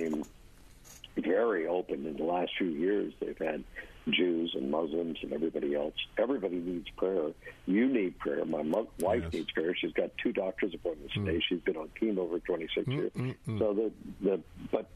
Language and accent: English; New York, United States; I grew up in New York, and prayer in school was so watered down